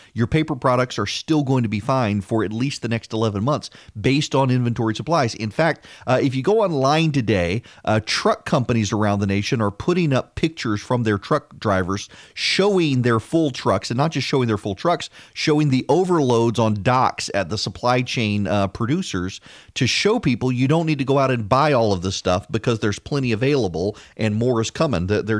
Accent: Dubai, United Arab Emirates; So when I was a kid, I grew up in Dubai

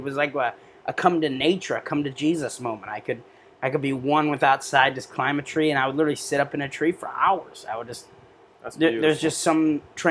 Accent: Rootstown, Ohio, United States; also born or lived in Akron, Ohio / Brimfield, Ohio; moved to a little town in Rutztown. That's where I grew up

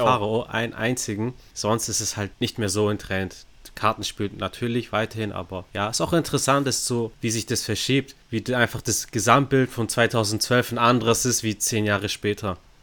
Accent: Stuttgart, Baden-Württemberg, Germany; wir sind ja aus Stuttgart

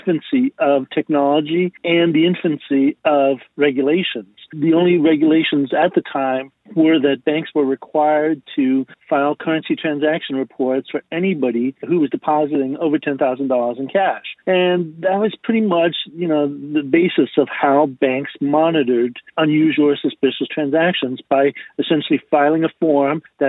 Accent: Miami, Florida, United States; I grew up in Miami and started my banking career in Miami as a teller

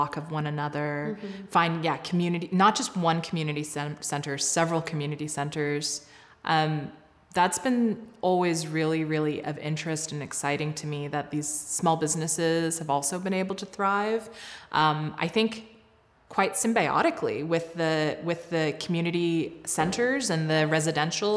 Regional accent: Southern United States, United States; moved away as an adult; now in Calgary, Canada; I grew up in a fairly racially homogenous suburbs of the southern states

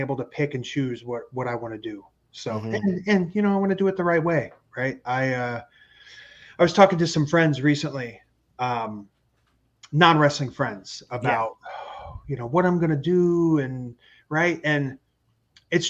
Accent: Dayton, Ohio, United States; Dayton, Ohio, my hometown.

